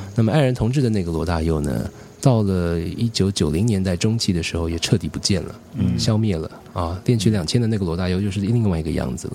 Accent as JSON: {"language": "Chinese", "country": "Taiwan", "said": "我们台湾话有个名字叫 Khamzan"}